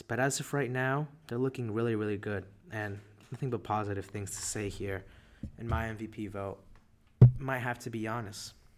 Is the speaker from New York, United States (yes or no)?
yes; New York, United States; we're from New York